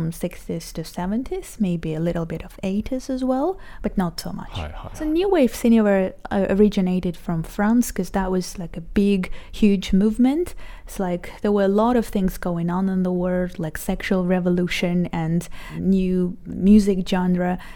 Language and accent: English; Israel; I'm 29 years old And I'm from Israel.